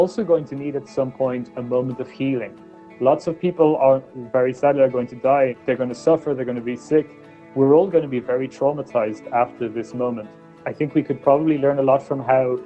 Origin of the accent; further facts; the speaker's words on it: Ireland; I was born in Ireland in the 1980s